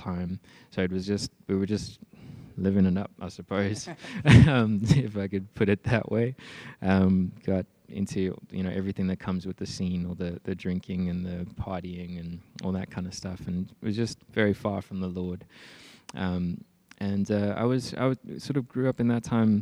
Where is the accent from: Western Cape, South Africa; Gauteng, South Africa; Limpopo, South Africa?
Gauteng, South Africa; Johannesburg; also born or lived in Mpumalanga; Then we moved from Johannesburg to Mpumalanga, and spent quite a few years there.